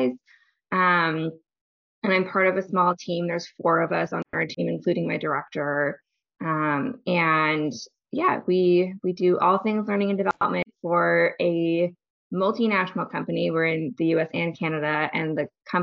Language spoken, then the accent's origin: English; Seattle, Washington, United States; now in Oakland, United States; I'm originally from the Seattle area, though.